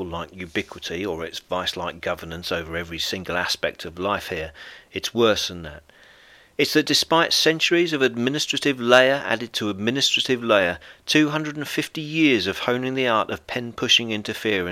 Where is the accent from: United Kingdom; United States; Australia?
United Kingdom; moved away as an adult; now in France; I'm a British stand-up comedian, best-selling author, and owner of a B&B here in rural France.